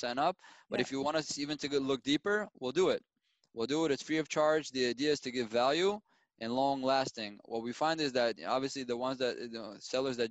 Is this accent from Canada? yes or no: no; Israel; I was born and raised in Israel